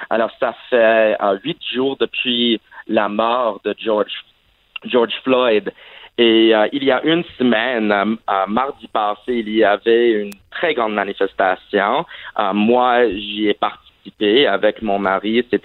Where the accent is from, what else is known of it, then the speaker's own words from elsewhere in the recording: Saudi Arabia; French is a second language; also born or lived in Vermont, United States; Ah, en fait, j'ai grandi à l'étranger et euh, en fait, j'ai grandi en Arabie Saoudite, mais malheureusement, je n'avais pas l'occasion d'apprendre l'arabe.